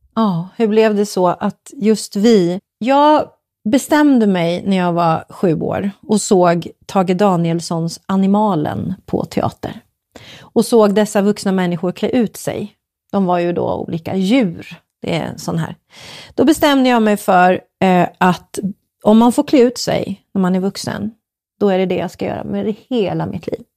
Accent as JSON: {"language": "Swedish", "town": "Uppsala", "region": "Uppsala County", "country": "Sweden", "also_born_or_lived": "Stockholm", "moved": "as an adult", "said": "jag är från Uppsala"}